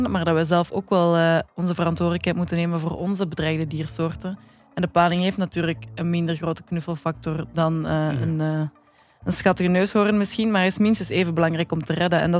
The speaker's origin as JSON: {"language": "Dutch", "country": "Belgium", "said": "Nee, ik ben van België, jongens. Moet ik het nog eens herhalen? Ik kom van België."}